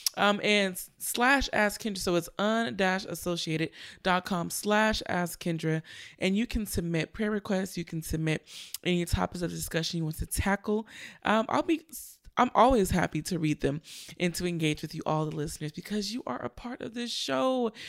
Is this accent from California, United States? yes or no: yes; Richmond, California, United States; my hometown, Richmond, California